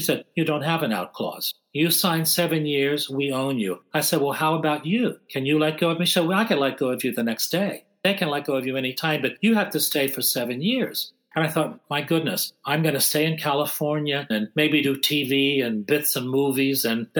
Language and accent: English; Ireland; And I said, well, that's interesting because actually I'm Irish and I certainly can do the accents, but I also sing and dance.